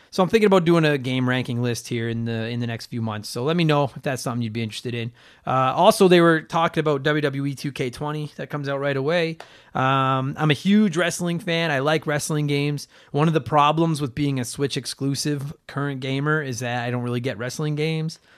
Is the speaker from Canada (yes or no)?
yes; Edmonton, Alberta, Canada; my hometown